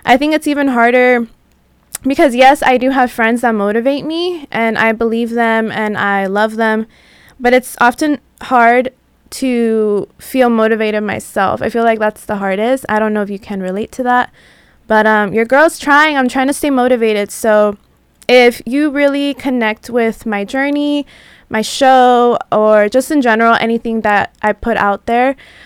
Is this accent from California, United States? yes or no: yes; San Diego, California, United States; moved away as an adult; now in Los Angeles, United States; I'm not from LA. I'm from San Diego. So I've been out here for about 4 years